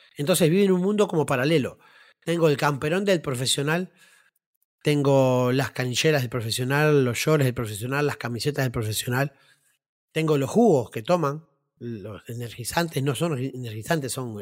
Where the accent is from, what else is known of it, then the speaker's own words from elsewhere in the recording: Las Piedras, Canelones, Uruguay; mi barrio hermoso de Las Piedras, donde yo nací y me crié